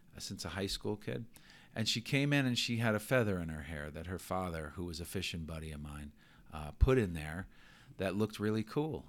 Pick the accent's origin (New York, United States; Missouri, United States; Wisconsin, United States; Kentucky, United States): New York, United States; New York City; moved away; I grew up in New York.